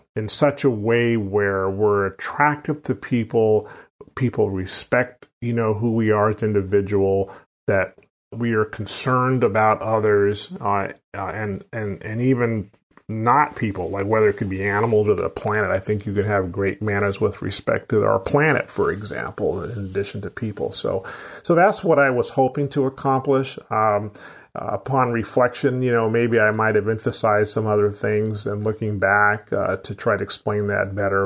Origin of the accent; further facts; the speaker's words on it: Sacramento, California, United States; I grew up in Sacramento, California